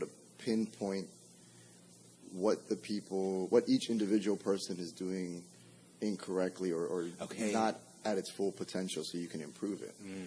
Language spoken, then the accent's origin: English; New Orleans, Louisiana, United States; born and raised on the West Bank